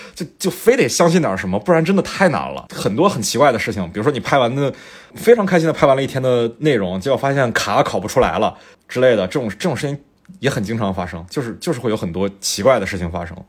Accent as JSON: {"language": "Chinese", "region": "Fujian", "country": "China", "tie": "born or raised there", "moved": "yes", "said": "我们老家"}